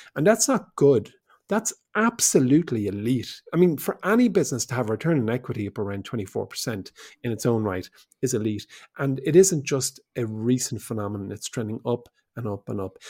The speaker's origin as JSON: {"language": "English", "country": "Ireland", "said": "we're an English-speaking nation, where most people go to university"}